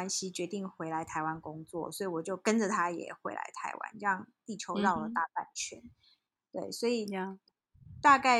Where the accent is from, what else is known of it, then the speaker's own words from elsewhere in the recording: South Africa; also born or lived in Taiwan; 呃，其实我在台湾就是在台湾出生嘛，然后念到小学毕业以后，就被我爸妈拎到遥远的黑暗的非洲大陆去了，所以我们全家就移民到南非。那我在那边等于是。成长啦，